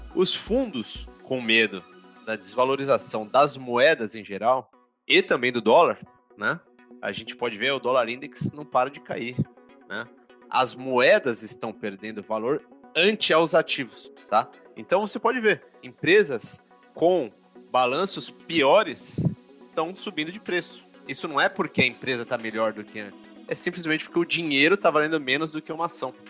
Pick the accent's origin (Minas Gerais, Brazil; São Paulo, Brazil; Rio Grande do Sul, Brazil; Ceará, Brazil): São Paulo, Brazil; sou de São Paulo, mas queria estudar no interior, sair um pouquinho da, da grande cidade